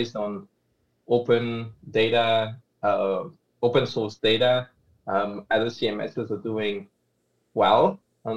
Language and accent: English; Geneva, Switzerland; now in Zurich, Switzerland; I'm from Switzerland and originally from Geneva and now based in Zurich